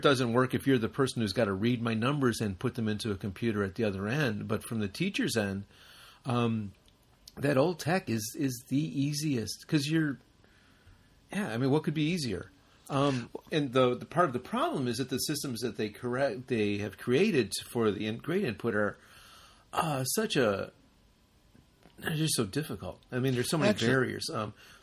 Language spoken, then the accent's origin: English; United States; moved away; we're both from the United States.